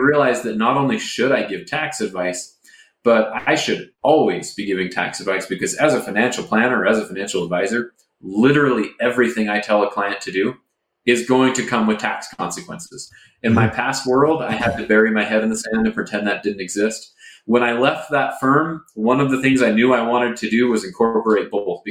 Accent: Seattle, Washington, United States; I grew up in Seattle

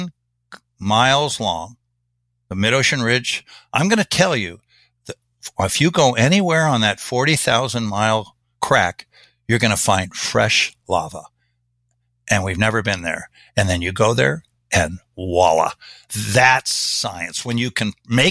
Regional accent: Kansas, United States; I'm from Kansas.

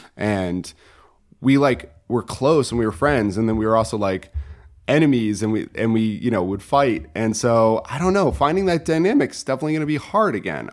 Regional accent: Connecticut, United States; moved away as an adult; also born or lived in China; I'm from Connecticut originally

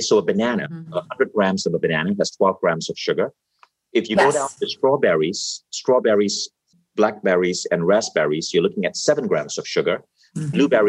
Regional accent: Malaysia; I come from Malaysia

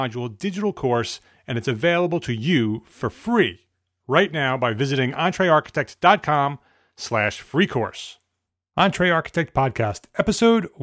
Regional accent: Paramus, New Jersey, United States; I grew up in Paramus.

